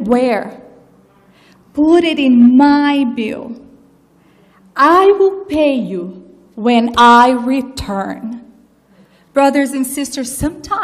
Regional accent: Brazil; moved away; I was brought up in Brazil, born and raised

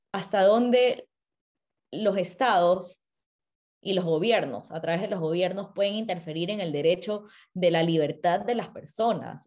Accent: Ecuador; como ecuatoriana

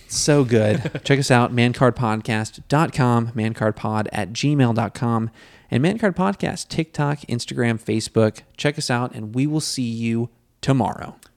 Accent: United States; being an American, I have a lot of pride in, in being an American

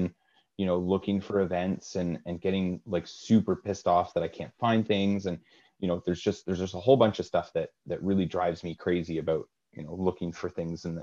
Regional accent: Kingston, Ontario, Canada; I'm from Kingston

